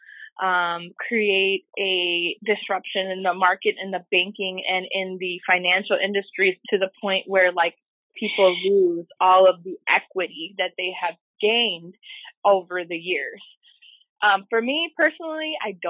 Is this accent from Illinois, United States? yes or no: yes; Chicago, Illinois, United States; I'm from Humboldt Park in Chicago